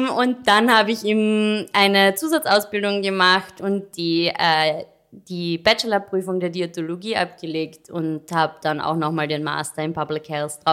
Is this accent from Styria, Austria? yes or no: no; Carinthia, Austria; now in Vienna, Austria; Kärntnerin. Ich weiß nicht, ob man es noch hört.